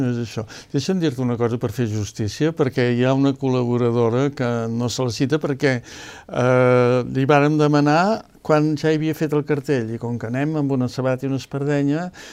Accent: Empordà, Catalonia, Spain; jo sóc de l'Empordà

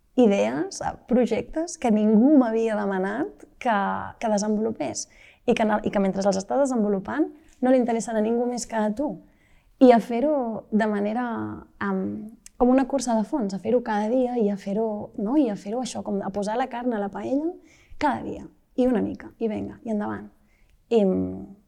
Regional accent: Malla, Catalonia, Spain; also born or lived in Vic; jo vaig néixer a Vic, però bé, dos dies després vaig anar cap a, cap a, cap a Malla, en una casa de, de pagès, que és la casa on, on viuen els meus pares

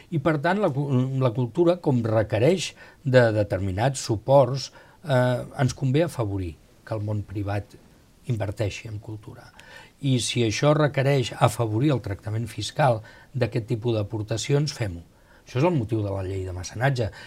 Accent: Spain; Jo sempre dic, bueno, jo perquè sóc espanyol, però si no m'agradaria ser suís

